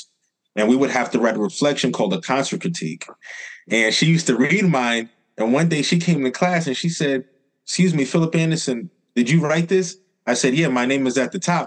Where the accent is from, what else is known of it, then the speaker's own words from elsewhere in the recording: New York City, New York, United States; Born and raised, Southside Jamaica, Queens.